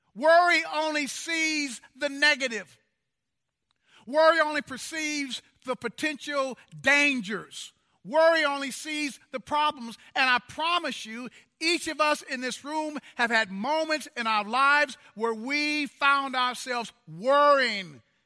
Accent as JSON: {"language": "English", "town": "Kansas City", "region": "Missouri", "country": "United States", "tie": "born or raised there", "said": "When I was growing up, in my hometown in Kansas City, Missouri, it was a very segregated town."}